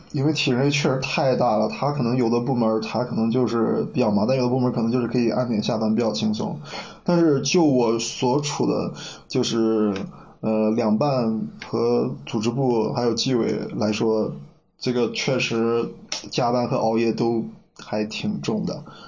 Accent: Henan, China; now in Sichuan, China; 在我们河南那，几个好兄弟在一句聚会，那不喝点白的

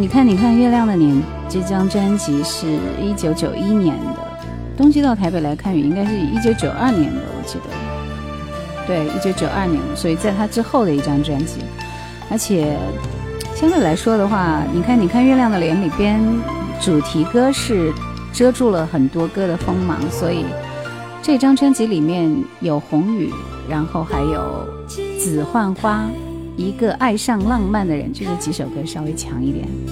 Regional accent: Gansu, China; 这就是我们甘肃那边

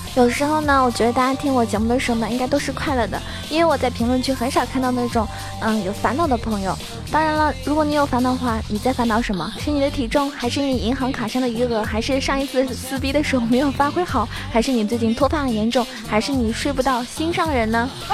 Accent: Zhejiang, China; 因为我是浙江人

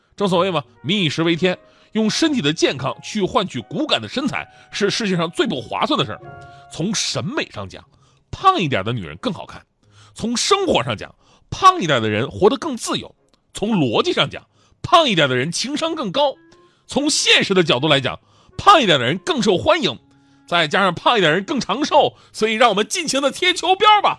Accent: Northeast China, China; also born or lived in Jiangsu and Zhejiang; 东北反正是个节气就吃饺子，就我们那饺子有谜一样的爱恋

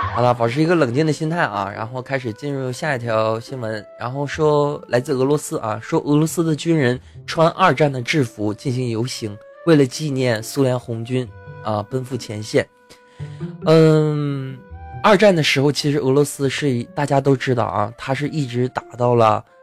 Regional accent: China; 我们都是中国人

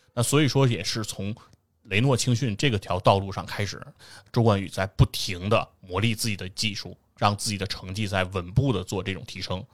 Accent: China; 我们中国人

